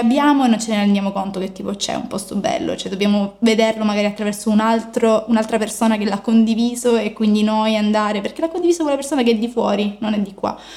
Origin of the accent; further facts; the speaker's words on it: Messina, Sicily, Italy; io vengo da Messina, sono di Messina